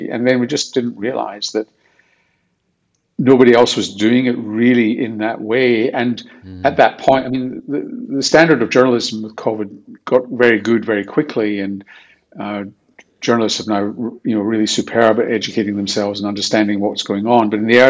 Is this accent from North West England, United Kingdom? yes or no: no; Glasgow, Scotland, United Kingdom; Well, of course, you never do know anything different. I mean, Glasgow is an interesting place.